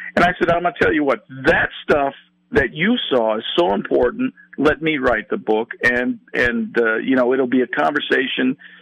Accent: California, United States; I'm from California

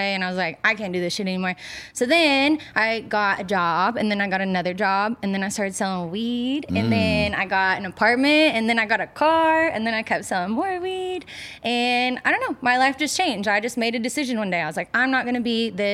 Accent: East Tennessee, United States; now in Los Angeles, United States; born and raised in Tennessee

